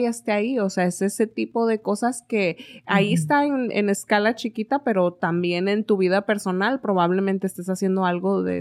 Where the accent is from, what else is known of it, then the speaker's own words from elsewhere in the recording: Mexico; moved away; cuando me fui de México, también era como que, ah, me voy, ya bien contenta, ya nos vemos. Y en aquel entonces no me llevaba con mi mamá